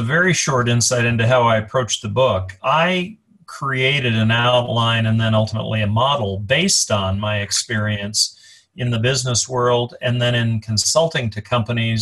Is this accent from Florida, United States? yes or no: no; Colorado, United States; moved away; also born or lived in Chicago; I was born and raised in Colorado. I live in Colorado now